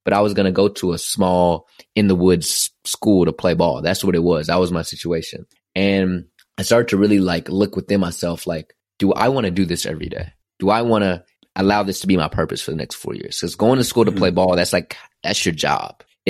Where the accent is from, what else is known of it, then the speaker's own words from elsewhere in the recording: Dallas, Texas, United States; moved away as an adult; also born or lived in Philadelphia; I'm leaving home. I'm from Dallas, Texas. I went to Philadelphia